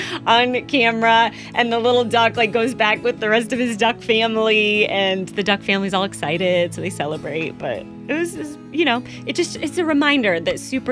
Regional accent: Iowa, United States; moved away; My home state of Iowa isn't known for being flashy and exciting.

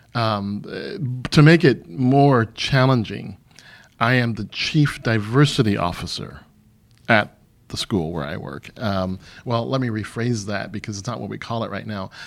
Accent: Michigan, United States; moved away as an adult; also born or lived in Missouri / Riyadh, Saudi Arabia; now in St. Louis, United States; I grew up in Michigan, but I joined the army really, really early, and so it took me away from the state

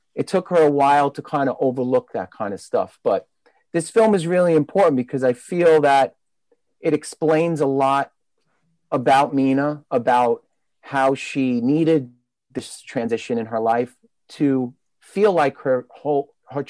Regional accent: New York City, New York, United States; I was growing up in Brooklyn, you know, since I was a teenager

